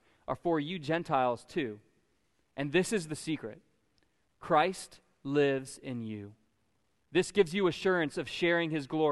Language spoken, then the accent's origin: English; Florida, United States; being a Florida native